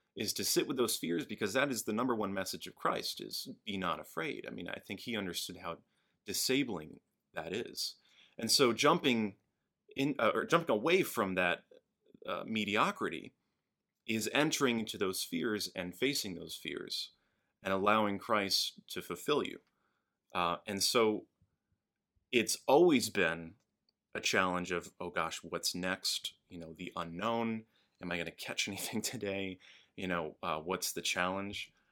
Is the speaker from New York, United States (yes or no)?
yes; Albany, New York, United States; moved away; I grew up in Albany, upstate New York